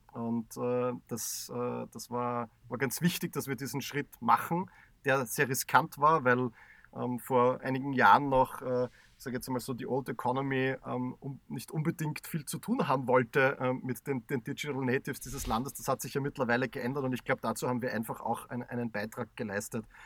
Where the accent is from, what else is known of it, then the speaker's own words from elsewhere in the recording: Graz, Styria, Austria; wir als waschechte Grazer